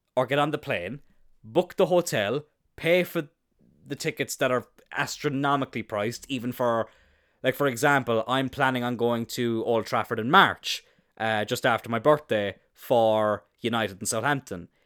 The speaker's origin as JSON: {"language": "English", "area": "East Cork", "region": "Munster", "country": "Ireland", "tie": "born or raised there", "said": "I'm not from the city. I'm from East Cork"}